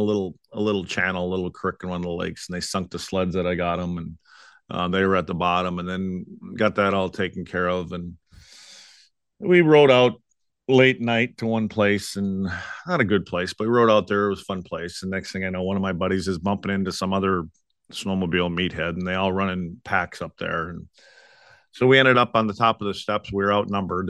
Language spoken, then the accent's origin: English; Wisconsin, United States; moved away; my hometown up in Wisconsin